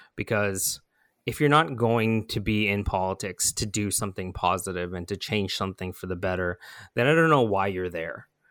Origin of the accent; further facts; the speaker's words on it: Toronto, Ontario, Canada; I was born in East York General